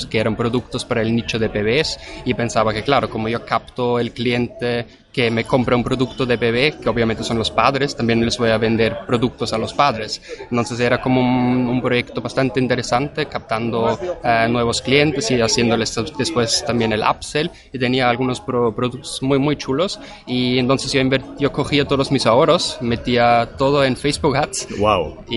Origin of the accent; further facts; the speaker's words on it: Vienna, Austria; Spanish is a second language; tengo 28 años y originalmente soy de Viena, Austria.